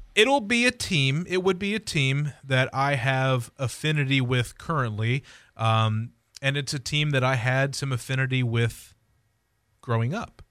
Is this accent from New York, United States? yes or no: no; Columbus, Ohio, United States; Born and raised in Columbus, Ohio